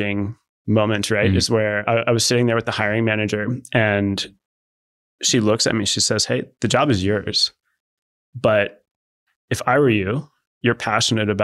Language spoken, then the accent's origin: English; Delaware, United States; accent: Yankee; now in San Diego, United States; I grew up in Delaware, which is really the middle of the United